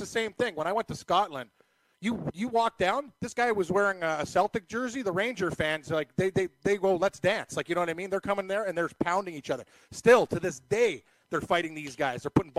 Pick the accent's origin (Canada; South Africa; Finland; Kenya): Canada; I'm just a friendly Canadian